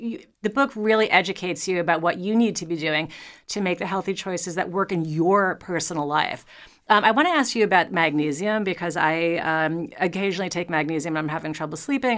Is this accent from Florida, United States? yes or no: no; New York, United States; I'm a New Yorker